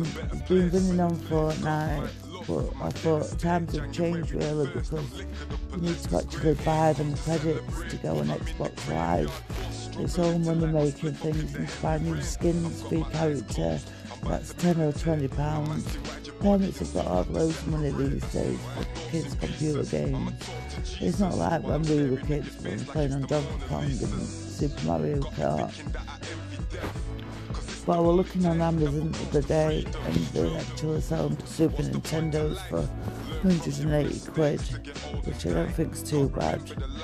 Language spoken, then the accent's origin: English; Sheffield, Yorkshire and the Humber, United Kingdom; Anyway, I'm from Sheffield, ….